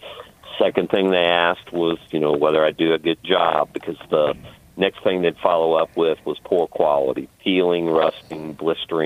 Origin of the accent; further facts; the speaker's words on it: Evansville, Indiana, United States; I'm originally from Evansville, Indiana.